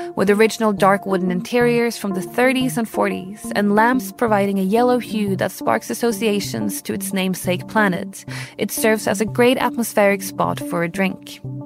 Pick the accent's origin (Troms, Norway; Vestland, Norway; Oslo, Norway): Oslo, Norway; my hometown of Oslo, Norway